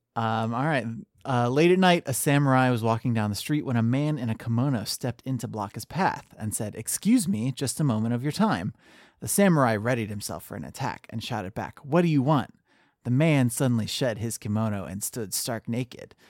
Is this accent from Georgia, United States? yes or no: no; Ohio, United States; I grew up in Ohio